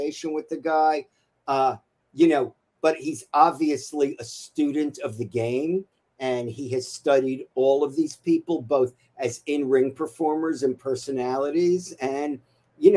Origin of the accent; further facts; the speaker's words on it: New York City, New York, United States; also born or lived in the Bronx; I was born in the Bronx, raised in Queens.